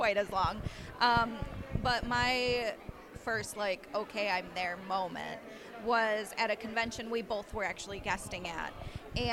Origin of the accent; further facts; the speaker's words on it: Northern Michigan, United States; I am actually from Northern Michigan